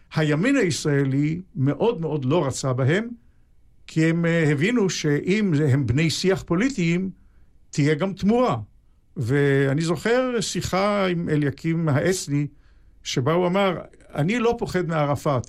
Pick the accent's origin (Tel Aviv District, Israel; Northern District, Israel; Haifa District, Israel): Haifa District, Israel; Haifa; בעצם לא בחיפה, אלא בשכונה על יד חיפה שנקראת בת גלים. זאת שכונת הולדתי.